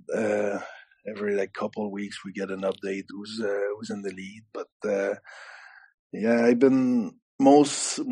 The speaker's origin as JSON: {"language": "English", "country": "Canada", "moved": "yes", "lives_now": "Belfast, United Kingdom", "said": "I'm French Canadian"}